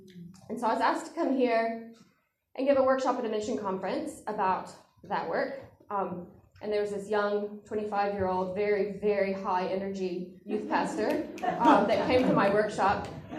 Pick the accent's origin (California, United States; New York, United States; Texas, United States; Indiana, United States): Texas, United States; moved away as an adult; now in Cambodia; People are always surprised to hear I'm from Texas because I don't sound like I'm from Texas, but I could if I wanted to sound like I was from Texas.